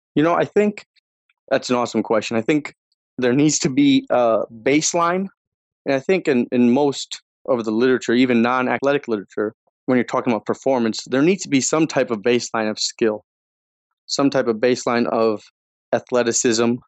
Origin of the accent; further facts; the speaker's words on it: Northeast, United States; now in Chicago, United States; I was growing up in the Northeast